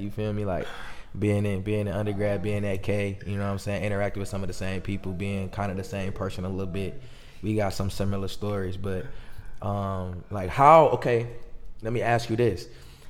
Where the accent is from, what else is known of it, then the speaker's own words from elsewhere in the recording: Auburn Hills, Michigan, United States; I'm from Auburn Hills.